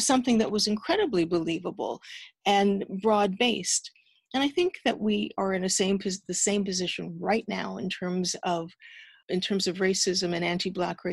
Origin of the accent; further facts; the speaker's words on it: Toronto, Ontario, Canada; I have long roots in this country, and I grew up in Ontario